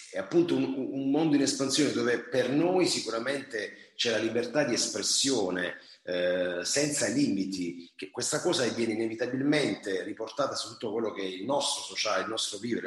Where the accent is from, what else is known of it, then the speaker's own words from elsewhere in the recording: Taranto, Apulia, Italy; io sono nativo di, e vivo a Taranto, una città appunto sul mare